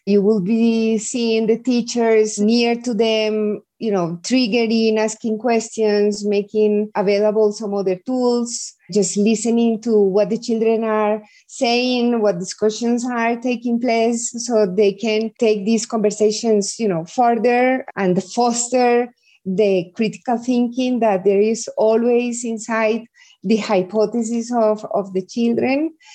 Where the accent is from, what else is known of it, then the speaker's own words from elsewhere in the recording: Medellin, Antioquia, Colombia; I was born in Medellin. Medellin is the second biggest city in Colombia